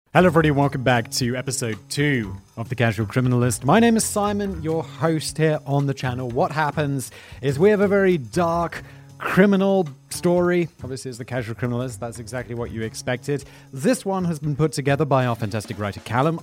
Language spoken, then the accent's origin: English; United Kingdom; I'm obviously British.